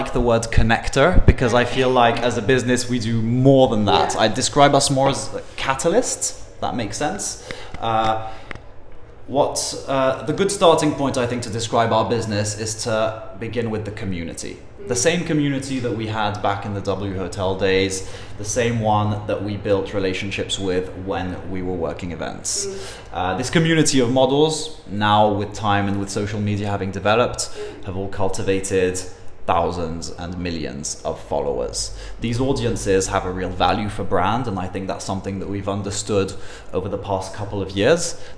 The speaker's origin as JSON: {"language": "English", "town": "Paris", "region": "Île-de-France", "country": "France", "moved": "yes", "lives_now": "London, United Kingdom", "said": "I'm originally from Paris, but I'm half English"}